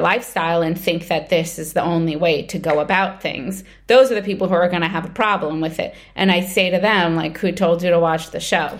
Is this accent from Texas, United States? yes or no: no; New York, United States; moved away as an adult; now in Israel; I grew up in Brooklyn, I moved to Israel when I was twenty-one